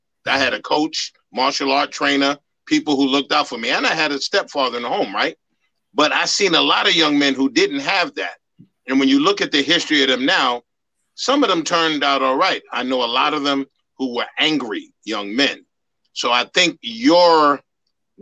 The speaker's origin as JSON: {"language": "English", "town": "New York City", "region": "New York", "country": "United States", "tie": "born or raised there", "said": "I grew up in the Bronx"}